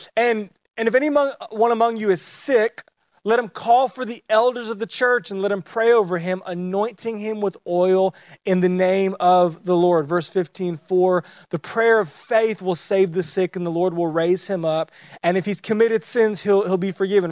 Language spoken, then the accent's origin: English; Southern California, United States; I grew up in Southern California